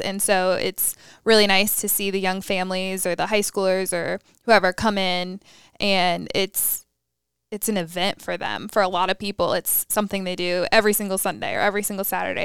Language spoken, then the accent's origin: English; Raleigh, North Carolina, United States; now in Charlotte, United States; I'm from Raleigh.